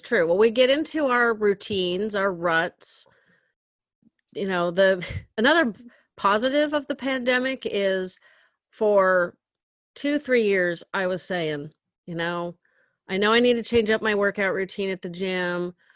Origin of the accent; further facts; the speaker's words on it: Northern California, United States; I'm from Northern California